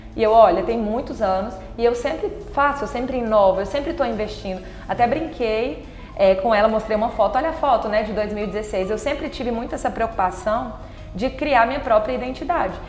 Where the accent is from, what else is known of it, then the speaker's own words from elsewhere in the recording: Palmas, Tocantins, Brazil; also born or lived in Palmeirópolis; Quando eu tinha cinco meses, os meus pais se mudaram pra cá, então eu fui criada aqui em Palmas